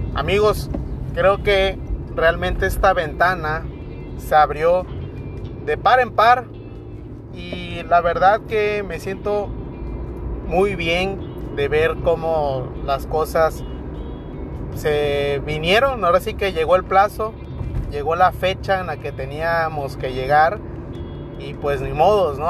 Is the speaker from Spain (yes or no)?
no; Mexico; como mexicanos que somos